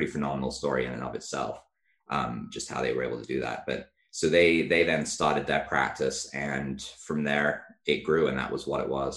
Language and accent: English; England, United Kingdom; I grew up in England.